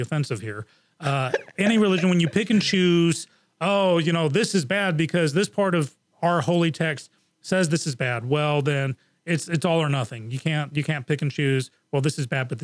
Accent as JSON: {"language": "English", "region": "England", "country": "United Kingdom", "tie": "born or raised there", "moved": "yes", "said": "I grew up in England, and that was in the 70s and the early 80s"}